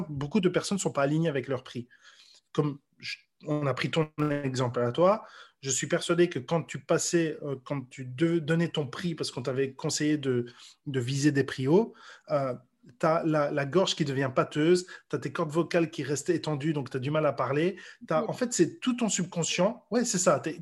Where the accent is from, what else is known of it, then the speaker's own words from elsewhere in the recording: Brussels, Brussels-Capital Region, Belgium; now in Paris, France; Donc là, ici, je suis dans ma chambre parisienne. Euh, je viens de Bruxelles à la base, mais j'étais amoureux de Paris depuis bien plus longtemps, depuis 10 ans au moins.